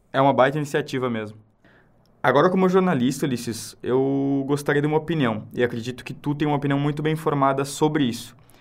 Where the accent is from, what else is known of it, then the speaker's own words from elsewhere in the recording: Santana do Livramento, Rio Grande do Sul, Brazil; Eu sou de Santo Livramento